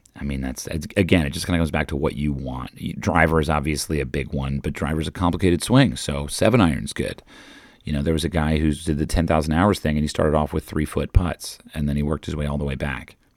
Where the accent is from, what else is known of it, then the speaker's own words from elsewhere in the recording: United States; I'm an American tourist